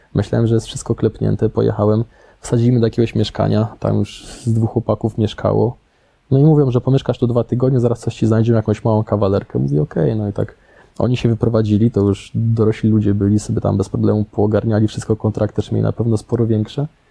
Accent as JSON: {"language": "Polish", "town": "Łódź", "region": "Łódź Voivodeship", "country": "Poland", "moved": "yes", "said": "ja jestem stąd, ja zawsze czułem się związany z Łodzią, ja tutaj chętnie przyjeżdżałem, no i ja się tutaj czuję jak w domu"}